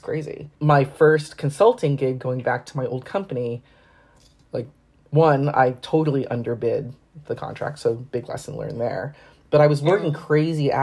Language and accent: English; Bay Area, Silicon Valley, California, United States; moved away; also born or lived in Brooklyn, New York; I grew up in the Bay Area, in the Silicon Valley, and it's so expensive